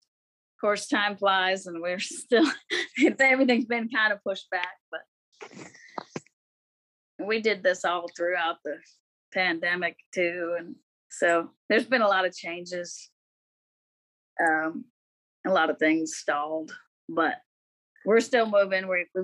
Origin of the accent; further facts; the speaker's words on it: Pacific Northwest, United States; And also growing up in the Northwest with the evergreen trees.